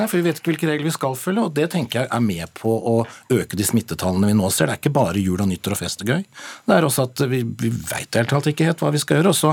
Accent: Eastern Norway, Norway; Ja, jeg er fra Østland, så jeg får stryke banneordene, men

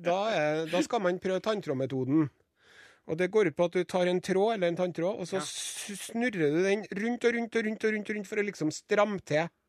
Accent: Trondheim, Trøndelag, Norway; som ekte trondhjemmer

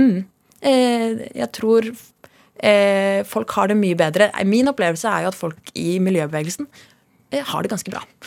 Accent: Oslo, Norway; also born or lived in Madagascar; jeg er født på Sankthanshaugen i Norge

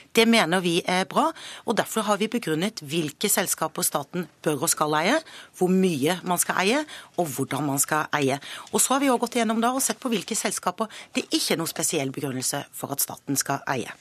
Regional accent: Bergen, Vestland, Norway; Som bergenser

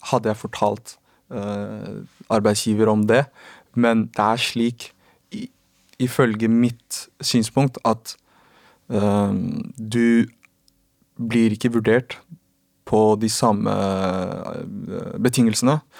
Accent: Oslo, Norway; for min del er det jeg er jo fra Oslo, en liten

